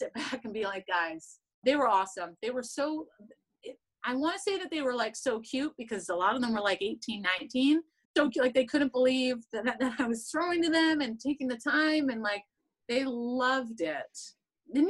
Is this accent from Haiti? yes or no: no; Canada; I'm still Canadian